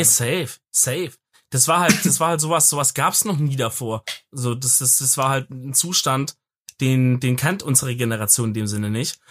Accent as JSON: {"language": "German", "region": "Swabia", "country": "Germany", "said": "als Schwabe"}